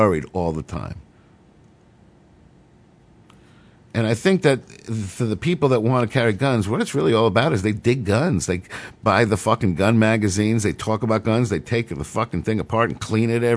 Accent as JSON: {"language": "English", "town": "New York City", "region": "New York", "country": "United States", "tie": "born or raised there", "said": "I grew up in New York City"}